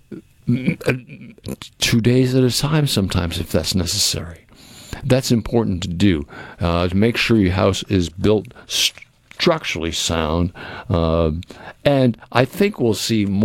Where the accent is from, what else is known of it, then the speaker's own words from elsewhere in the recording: Cape Cod, Massachusetts, United States; moved away; I can't think of a better place to grow up than where I grew up on the Cape, because it was a small town.